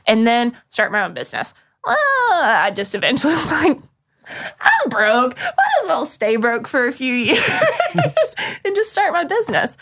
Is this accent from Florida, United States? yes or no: no; Burnsville, North Carolina, United States; I grew up in Western North Carolina